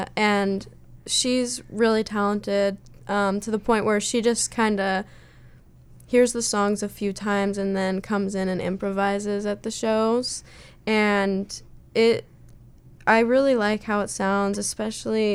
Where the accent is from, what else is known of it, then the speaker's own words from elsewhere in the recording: Southern Oregon, United States; I'm from Southern Oregon